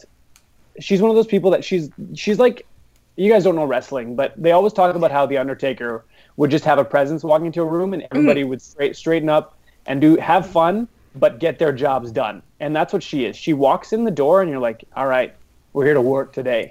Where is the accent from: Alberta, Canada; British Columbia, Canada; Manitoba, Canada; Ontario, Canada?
Alberta, Canada; Edmonton; I'm from Edmonton